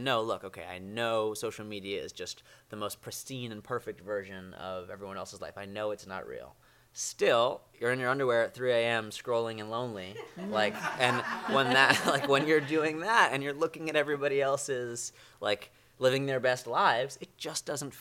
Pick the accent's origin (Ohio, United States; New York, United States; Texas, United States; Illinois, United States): New York, United States; I'm from New York.